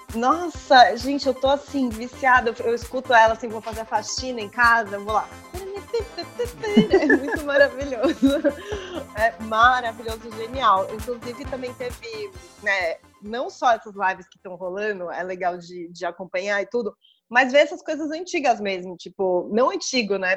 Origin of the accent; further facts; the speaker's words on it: São Paulo, Brazil; a gente é de São Paulo, a gente ama São Paulo